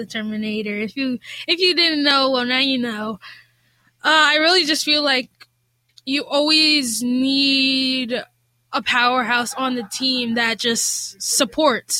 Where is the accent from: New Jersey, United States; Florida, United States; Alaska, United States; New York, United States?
New Jersey, United States; Rahway; I started in first grade rec basketball back in my hometown, Rahway